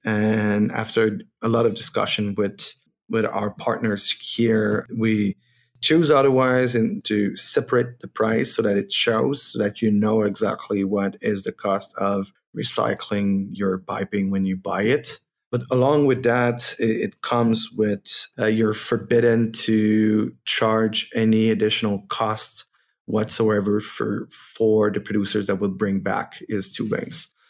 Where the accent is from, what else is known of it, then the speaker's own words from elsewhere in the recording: Quebec, Canada; first language French; English is a second language; I'm not an English native, so if it sounds like I'm looking for my words, it's my French coming back